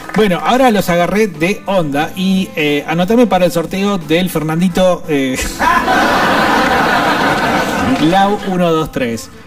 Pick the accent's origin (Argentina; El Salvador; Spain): Argentina; nosotros como pueblo argentino